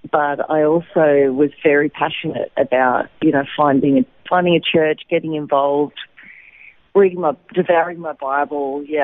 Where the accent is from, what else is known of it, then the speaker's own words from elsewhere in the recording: Wollongong, New South Wales, Australia; moved away as an adult; also born or lived in Lismore, New South Wales / Sydney; now in Israel; I was actually born in Lismore, in uh, New South Wales, up near the Queensland border, but I grew up in Wollongong mm-hmm. on the south coast. And uh, yeah, and then I moved to Sydney and had been in Sydney before here for about almost 20 years.